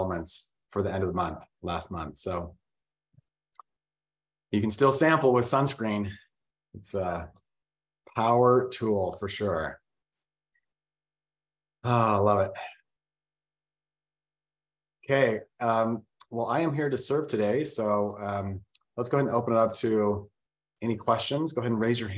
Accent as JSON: {"language": "English", "town": "Vernal", "region": "Utah", "country": "United States", "tie": "born or raised there", "said": "I was born in Vernal, Utah, which is a really small town"}